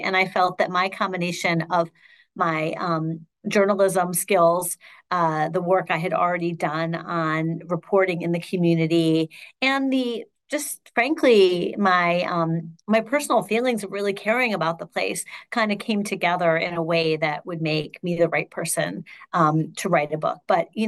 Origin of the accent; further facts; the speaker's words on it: Shaker Heights, Ohio, United States; moved away as an adult; I'm from Shaker Heights. I lived there from birth until I left for college, and still have family who live there.